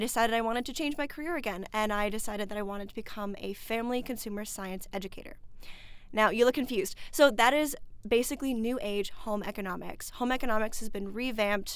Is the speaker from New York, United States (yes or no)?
no; St. Paul, Minnesota, United States; Well, I'm from Minnesota originally. I'm born and raised in St. Paul in the cities.